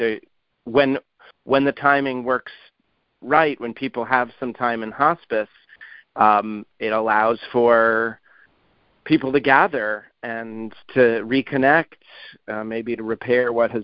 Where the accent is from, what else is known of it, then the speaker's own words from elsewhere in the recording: New York, United States; now in Columbia, MD, United States; which was where I grew up near New York City